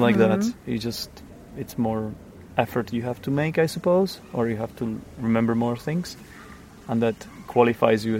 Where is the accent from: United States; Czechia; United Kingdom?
Czechia; English is a second language; as a Czech person